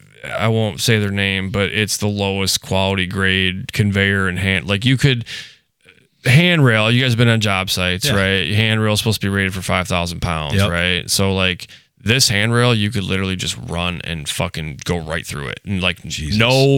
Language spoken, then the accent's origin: English; Louisiana, United States; So basically, I came from Louisiana, went to New York